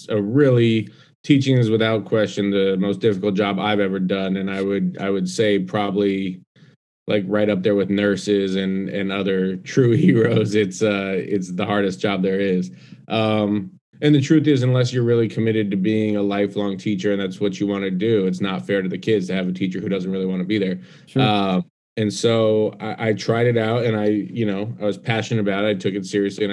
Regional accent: Denver, Colorado, United States; moved away as an adult; also born or lived in Atlanta; now in New York, United States; I was born and raised in Denver.

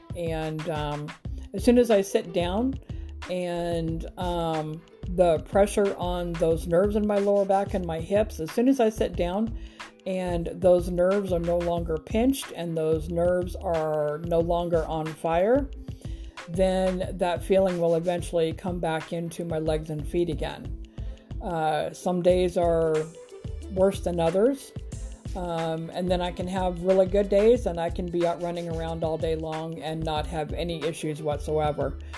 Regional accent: Grand Island, Nebraska, United States; moved away as an adult; now in Huntsville, United States; I am originally from Grand Island, Nebraska, born and raised, grew up there my whole life

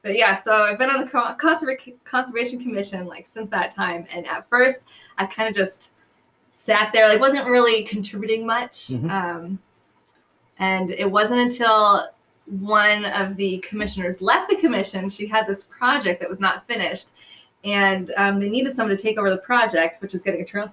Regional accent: New Hampshire, United States; also born or lived in New York / California; I'm from New Hampshire. So I grew up, I was born there, and then my family moved around a lot when I was younger, New York, California, but ultimately we got back to New Hampshire. And so from fifth grade on, I lived there.

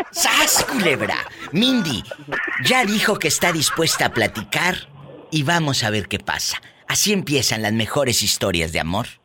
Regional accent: Morelia, Michoacán, Mexico; De Michoacán, de Morelia.

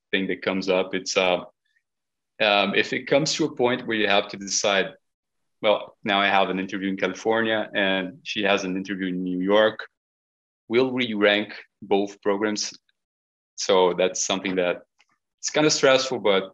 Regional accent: Curitiba, Paraná, Brazil; moved away as an adult; now in United States; me and Maureen, we're born and raised in Curitiba, it's a city in Brazil

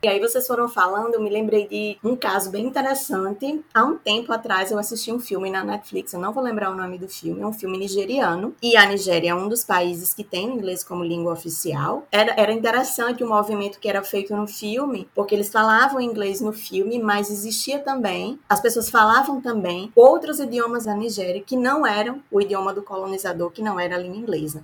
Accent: Northeast Region, Brazil; accent: nordestino; meu sotaque nordestino

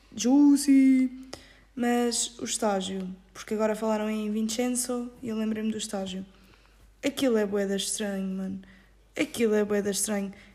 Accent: Ericeira, Lisbon, Portugal; moved away as an adult; now in Salerno, Italy; eu sou da zona da Ericeira

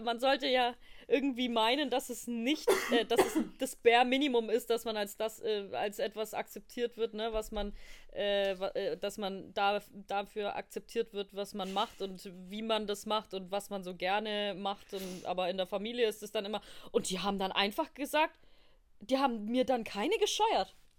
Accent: Bavaria, Germany; Ich bin, ich komme aus Bayern.

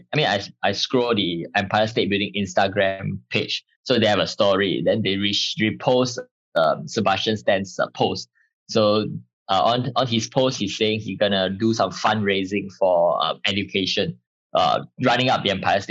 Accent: Malaysia; I'm from Malaysia.

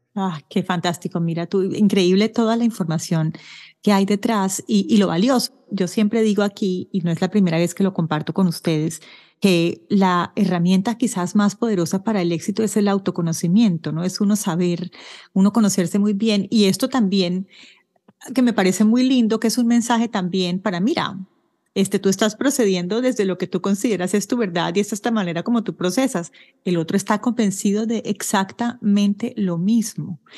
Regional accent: Colombia; moved away as an adult; now in Ottawa, Canada; yo soy colombiana, como sabes, vivo en Canadá, en Ottawa, y viví en Colombia hasta agosto del año pasado, del año 2022

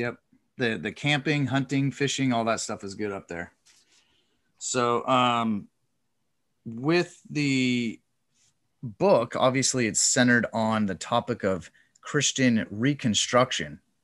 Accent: Coeur d'Alene, Idaho, United States; also born or lived in Moscow, Idaho; I grew up in Coeur d'Alene

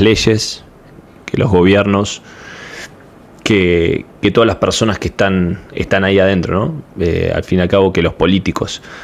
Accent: Argentina; soy de Argentina

